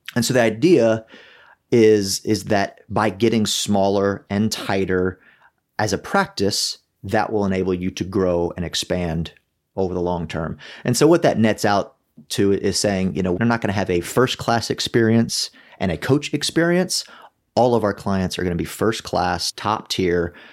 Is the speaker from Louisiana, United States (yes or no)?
yes; South Louisiana, United States; I grew up in South Louisiana